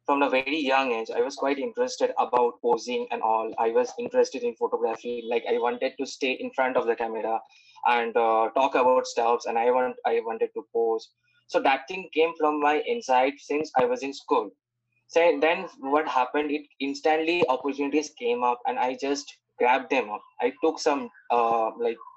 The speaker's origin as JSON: {"language": "English", "town": "Kolkata", "region": "West Bengal", "country": "India", "said": "I hail from Kolkata"}